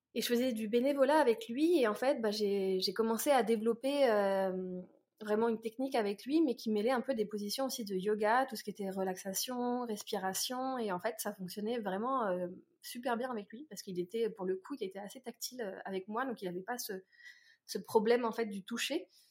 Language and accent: French; Orléans, Centre-Val de Loire, France; moved away as an adult; also born or lived in Paris; j'ai pas du tout grandi à Paris, j'ai grandi donc à Orléans